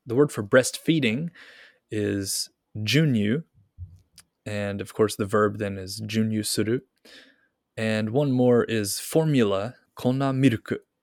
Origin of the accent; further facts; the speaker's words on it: Kentucky, United States; now in Japan; I'm from Kentucky